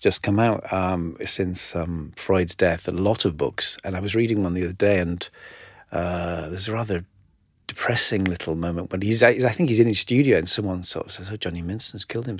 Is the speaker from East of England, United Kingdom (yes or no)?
no; North East England, United Kingdom; County Durham, the northeast.